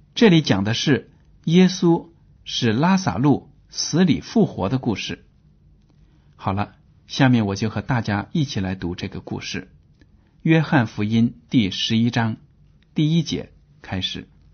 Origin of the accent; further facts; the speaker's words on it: China; 我们中国人就很迷信，就很讨厌死亡